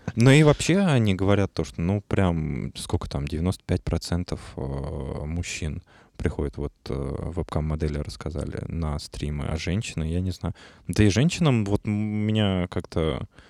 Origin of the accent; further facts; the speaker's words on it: Russia; я именно из России